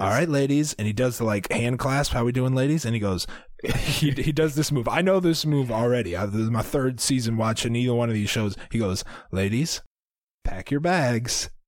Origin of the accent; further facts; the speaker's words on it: Iowa, United States; We are from Iowa, but we don't know anything about farms